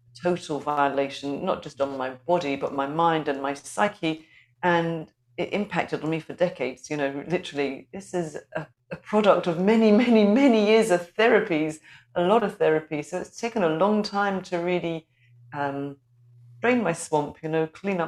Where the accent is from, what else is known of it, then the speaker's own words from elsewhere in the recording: London, United Kingdom; moved away as an adult; now in Scotland, United Kingdom; I'm a North London girl